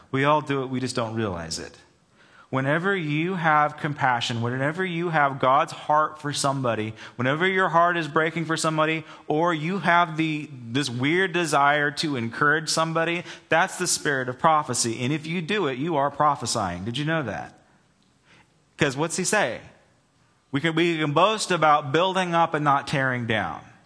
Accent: Southern California, United States; also born or lived in Charleston, South Carolina; growing up in Southern California

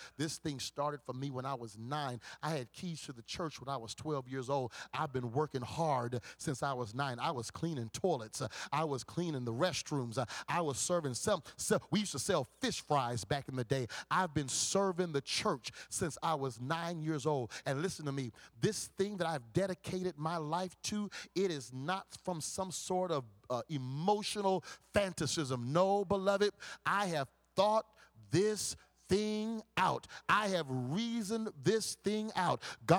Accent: Compton, California, United States; When I think about the times when I growing up in Compton, when I was going to Compton High School football games, hanging out with Crip gangsters

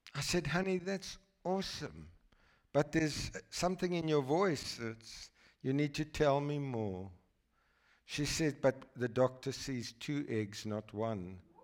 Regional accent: South Africa; a boy from South Africa

